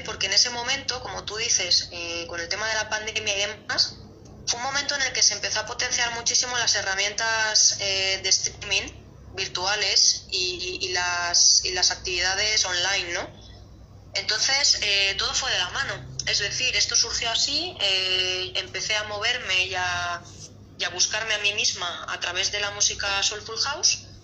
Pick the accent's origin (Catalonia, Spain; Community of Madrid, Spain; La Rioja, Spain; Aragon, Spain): Community of Madrid, Spain; Madrid; estoy aquí en Madrid en mi país, en mi ciudad, viviendo